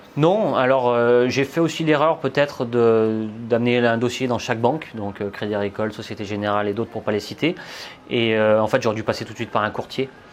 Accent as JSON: {"language": "French", "town": "Saint-Étienne", "region": "Auvergne-Rhône-Alpes", "country": "France", "said": "je viens de Saint-Étienne. J'ai investi tout simplement dans ma ville au départ."}